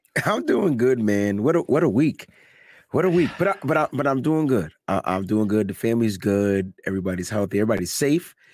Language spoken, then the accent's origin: English; New Haven, Connecticut, United States; Yale, New Haven, that's exactly where I'm from.